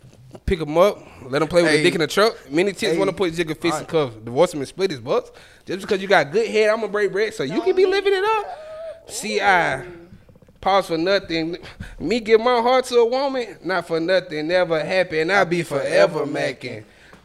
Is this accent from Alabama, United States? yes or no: no; Atlanta, Georgia, United States; Yeah, I'm somebody from Atlanta. I'm some Atlanta shit.